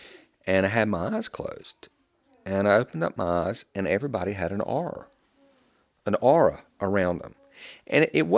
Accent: the South, United States; I mean, you can hear how I talk. I'm a Southerner.

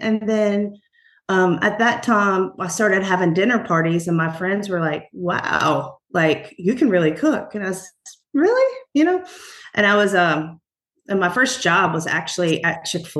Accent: Roanoke Rapids, North Carolina, United States; I was born in Halifax County, so North Carolina, Roanoke Rapids. That's where my mom and father's family is from.

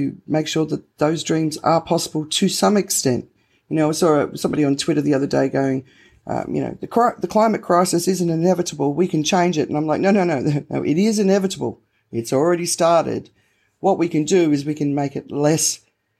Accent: Australia; I'm Australian

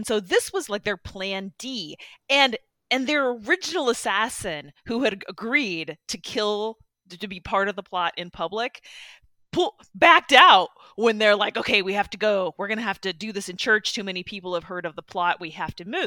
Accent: Midwest, United States; growing up in the Midwest

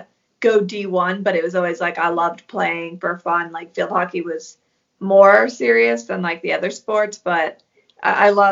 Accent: Sidney, Maine, United States; also born or lived in Portsmouth, New Hampshire / Maryland; when I was like 4, we moved to like central Maine, Sydney, Maine. And that's pretty much where I grew up.

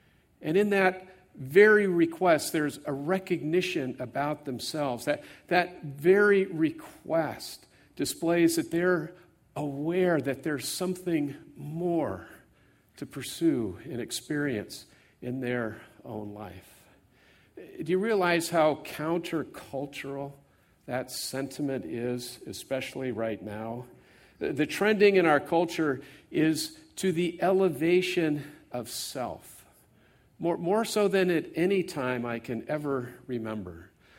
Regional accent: California, United States; I grew up here in the Bay Area, and by the way, my brother and his wife Jan are here.

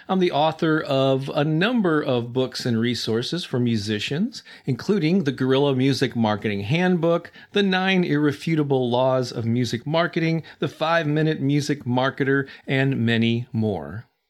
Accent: St. Louis, Missouri, United States; Saint Louis, which is where I'm from, still my hometown

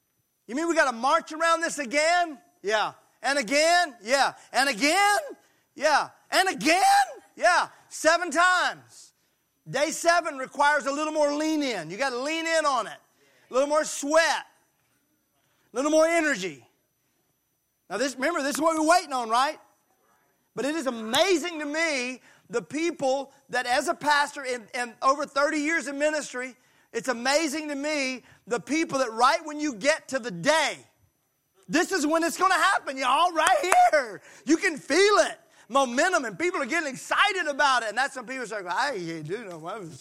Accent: Mississippi, United States; I'm from Mississippi and we don't learn a lot of Hebrew there

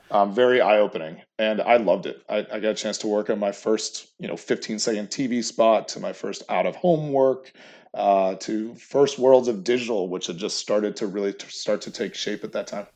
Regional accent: Chelmsford, Massachusetts, United States; I'm originally from outside Boston. I grew up in Chelmsford, Massachusetts

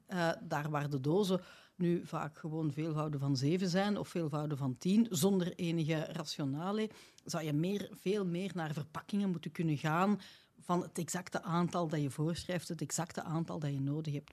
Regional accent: Belgium; bij ons in West-Europa, of laat ons zeggen tenminste, naar in België

